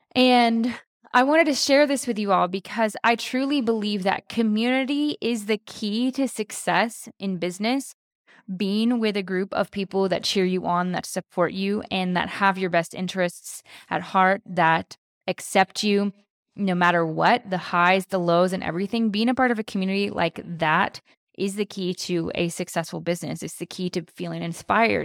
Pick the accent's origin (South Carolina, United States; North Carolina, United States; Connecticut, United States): South Carolina, United States; moved away as an adult; now in California, United States; Both of us were born and raised in South Carolina